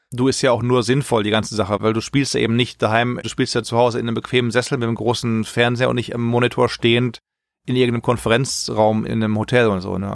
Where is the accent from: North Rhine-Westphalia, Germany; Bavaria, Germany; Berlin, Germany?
North Rhine-Westphalia, Germany; Essen; moved away as an adult; also born or lived in Long Beach, United States; now in San Francisco, United States; Geboren in Essen, im schönen Ruhrgebiet.